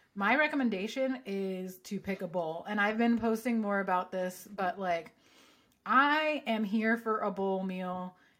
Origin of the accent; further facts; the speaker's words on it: Southern California, United States; growing up in Southern California